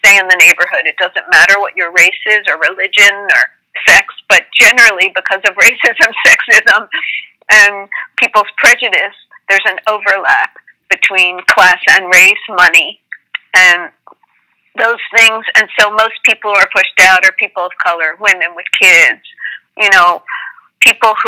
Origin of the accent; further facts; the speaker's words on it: Upper Darby, Pennsylvania, United States; I grew up actually in Upper Darby